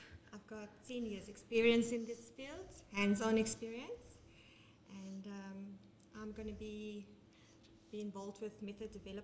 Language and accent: English; Benoni, Gauteng, South Africa; I'm from Benoni originally